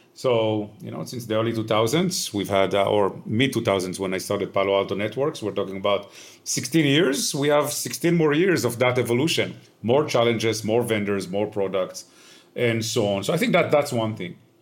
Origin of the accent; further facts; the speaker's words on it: Israel; moved away; I grew up in Israel, uh, which you might be able to hear from my accent.